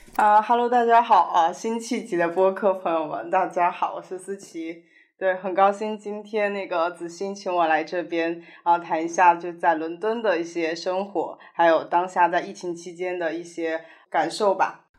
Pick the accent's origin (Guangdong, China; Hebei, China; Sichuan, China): Sichuan, China; moved away as an adult; now in London, United Kingdom; 我是四川人嘛